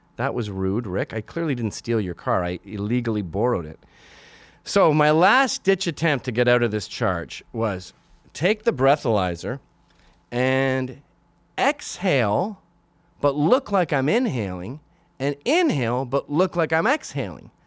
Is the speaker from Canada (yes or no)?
yes; Canada; also born or lived in Scotland; now in New York, United States; I'm Canadian